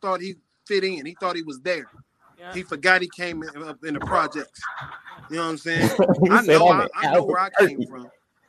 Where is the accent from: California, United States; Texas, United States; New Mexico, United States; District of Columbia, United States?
New Mexico, United States; Albuquerque; I'm from Albuquerque, New Mexico.